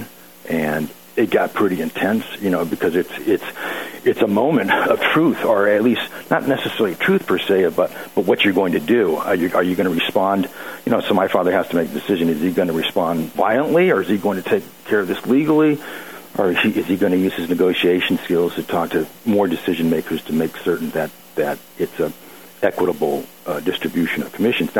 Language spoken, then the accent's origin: English; Southern California, United States; Growing up in Southern California